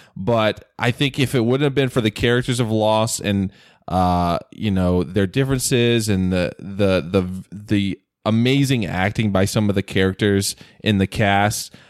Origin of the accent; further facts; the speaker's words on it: North Carolina, United States; accent: Southern; moved away as an adult; now in California, United States; I grew up in North Carolina, uh, one of the best states in the union